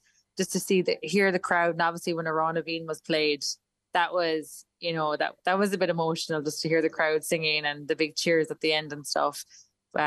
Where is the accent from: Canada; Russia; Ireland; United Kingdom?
Ireland; now in Sydney, Australia